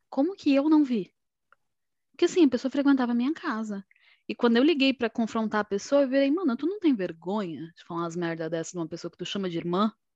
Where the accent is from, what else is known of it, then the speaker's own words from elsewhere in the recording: São Paulo, Brazil; eu sou aqui de São Paulo